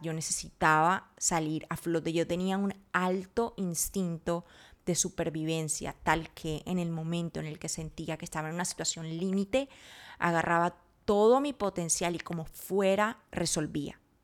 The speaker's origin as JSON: {"language": "Spanish", "country": "Colombia", "said": "no soy de México, soy de Colombia, güey. Soy colombiana"}